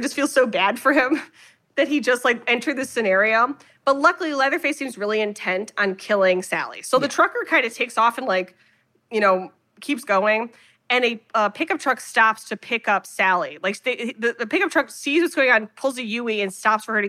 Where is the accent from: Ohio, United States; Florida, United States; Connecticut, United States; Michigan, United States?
Ohio, United States; I'm from Ohio